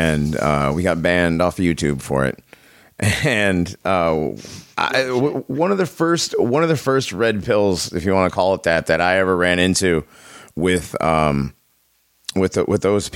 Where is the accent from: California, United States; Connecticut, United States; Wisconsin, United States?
Connecticut, United States; West Hartford; I grew up around West Hartford